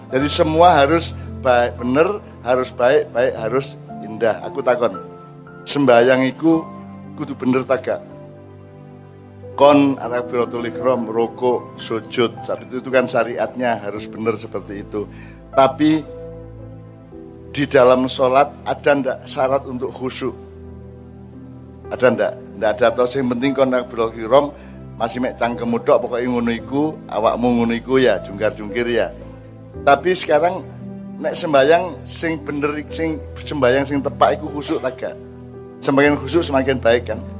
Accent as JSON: {"language": "Indonesian", "region": "Java", "country": "Indonesia", "said": "Kita kita sudah diajari sebelum Islam datang kita sudah diajari oleh mbah-mbah kita orang Jawa"}